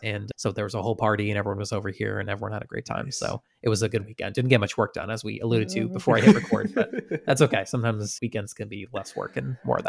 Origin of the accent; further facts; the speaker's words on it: Western Massachusetts, United States; Growing up in Western Massachusetts